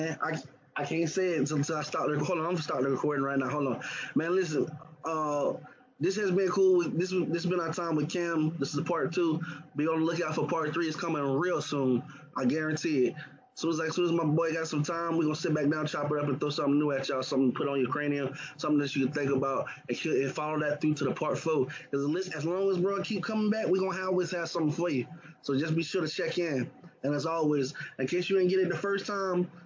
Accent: Tampa, Florida, United States; growing up in the Tampa area

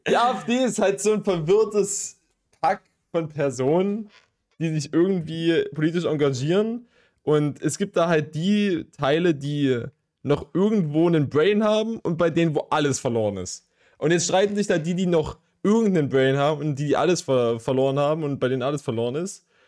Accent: Leipzig, Saxony, Germany; von uns als Leipziger

